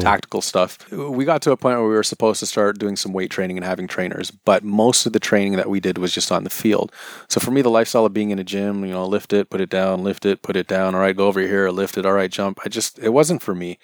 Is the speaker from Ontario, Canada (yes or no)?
yes; Toronto, Ontario, Canada; also born or lived in Kansas / Scarborough; Technically, I'm from North York